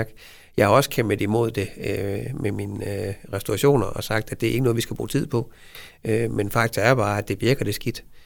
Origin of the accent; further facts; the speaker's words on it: Vejle, Southern Denmark, Denmark; jeg er Vejle-dreng